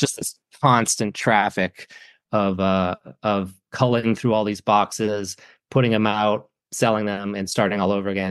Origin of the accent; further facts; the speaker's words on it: Saco, Maine, United States; I grew up in Saco, which is the town next to Biddeford.